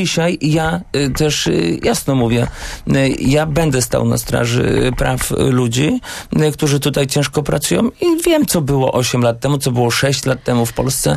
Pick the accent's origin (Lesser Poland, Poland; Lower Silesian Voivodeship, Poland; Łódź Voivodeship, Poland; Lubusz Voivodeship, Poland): Łódź Voivodeship, Poland; Błaszki; u nas w Błaszkach, gdzie byłem radnym